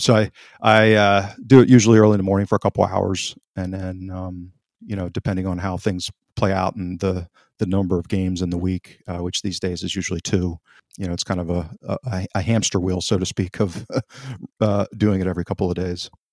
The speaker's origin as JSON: {"language": "English", "country": "United States", "tie": "born or raised there", "said": "I'm an American, born and raised"}